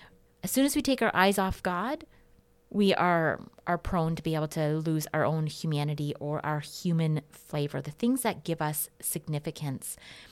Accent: Portland, Oregon, United States; When I was growing up in Portland, Oregon, we called that the American dream.

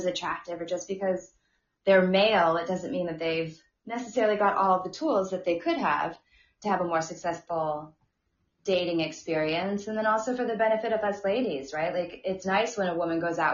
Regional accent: California, United States; moved away as an adult; also born or lived in New York City; I was born and raised in Lake Tahoe

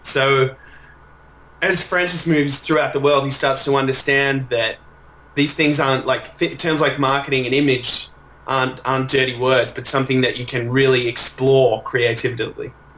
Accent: Melbourne, Victoria, Australia; I'm from Melbourne

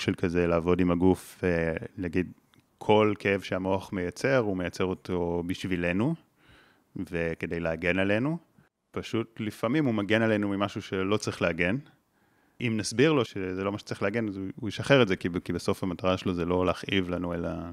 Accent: Israel; גדלתי בקיבוץ

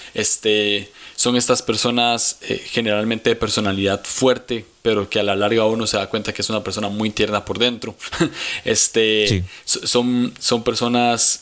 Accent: San José, Costa Rica; ahorita estoy en San José, Costa Rica. Aquí es donde he vivido toda mi vida. Soy tico.

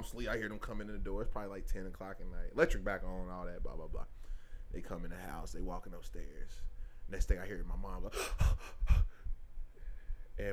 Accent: Lincoln Heights, United States; I was from Lincoln Heights

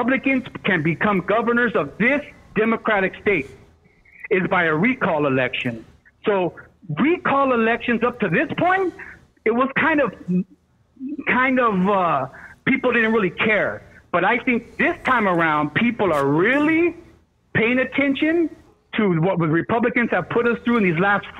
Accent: United States; As an American taxpayer

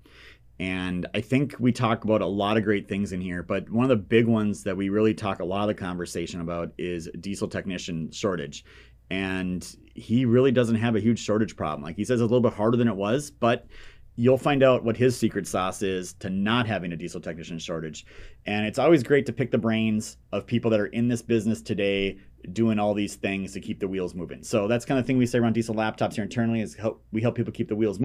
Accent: Minnesota, United States; now in South Carolina, United States; I grew up in Minnesota, the winters in South Carolina are starting to feel cold to me.

